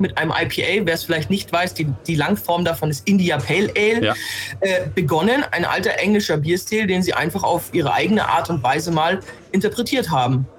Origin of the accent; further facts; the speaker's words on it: Germany; bei uns in Deutschland